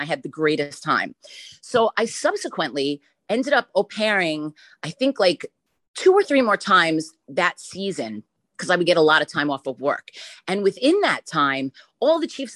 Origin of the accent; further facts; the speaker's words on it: New York, United States; as a New Yorker